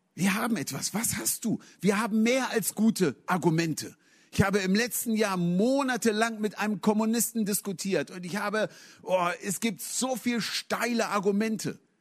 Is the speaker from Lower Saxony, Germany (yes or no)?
yes; Hanover, Lower Saxony, Germany; moved away; ich komme aus Hannover, in Hannover geblieben